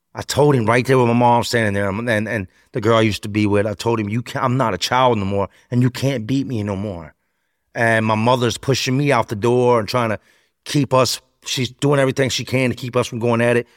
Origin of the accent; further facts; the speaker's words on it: Charlotte, North Carolina, United States; moved away; also born or lived in Richmond, Virginia / Philadelphia; We took off to Charlotte